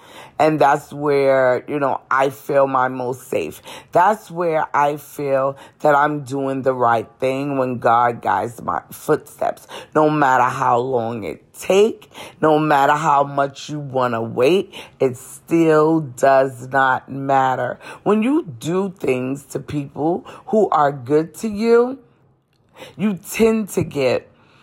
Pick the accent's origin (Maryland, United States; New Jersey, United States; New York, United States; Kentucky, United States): New York, United States; New York City; moved away as an adult; now in North Carolina, United States; coming from Brooklyn, New York